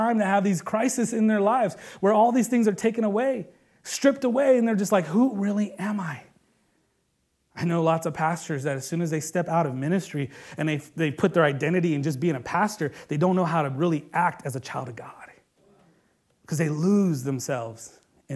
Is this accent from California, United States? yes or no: yes; Bay Area, California, United States; they know that I'm a Bay Area kid, that I come from Cali